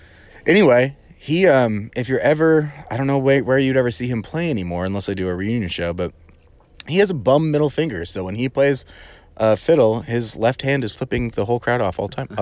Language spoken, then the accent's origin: English; Texas, United States; We're from Texas.